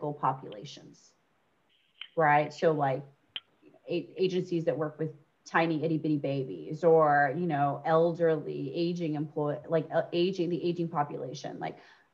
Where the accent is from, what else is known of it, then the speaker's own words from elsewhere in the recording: United States; moved away; I grew up 30 minutes outside of Yankee Stadium